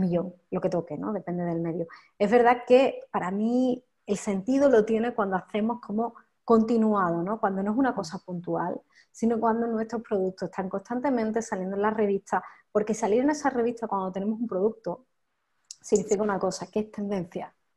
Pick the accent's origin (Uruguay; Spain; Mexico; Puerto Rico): Spain; Campillos, Andalusia; moved away as an adult; also born or lived in Madrid; now in Campillos, Spain; yo llevaba tiempo como queriendo volverme a Málaga, ¿no? A mi pueblo, que es Campillo